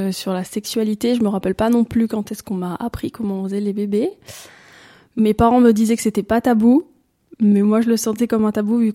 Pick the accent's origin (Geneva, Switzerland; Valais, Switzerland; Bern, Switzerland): Valais, Switzerland; j'ai 26 euh, ans, je suis d'origine du Valais.